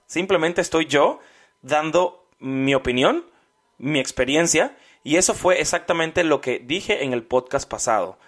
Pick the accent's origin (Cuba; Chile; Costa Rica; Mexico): Cuba; moved away; Así somos los cubanos